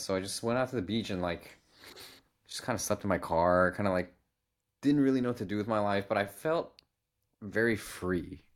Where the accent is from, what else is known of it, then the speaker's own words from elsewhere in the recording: United States; we're from America